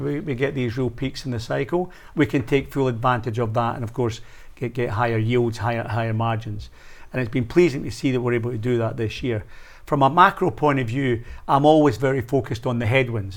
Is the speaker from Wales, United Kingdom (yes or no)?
no; Scotland, United Kingdom; as a Scotsman